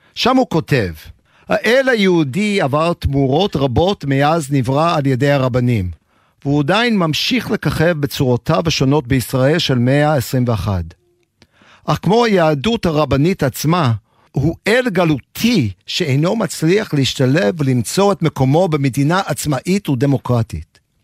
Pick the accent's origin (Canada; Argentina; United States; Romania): United States; Aliquippa, Pennsylvania; first language English; Hebrew is a second language; moved away as an adult; also born or lived in New York / Jerusalem; now in Beersheba, Israel; גדלתי בארצות הברית, בעיירה קטנה ממעמד הפועלים בשם קוויפה, הלקוויפה נמצאת במערב פנסילבניה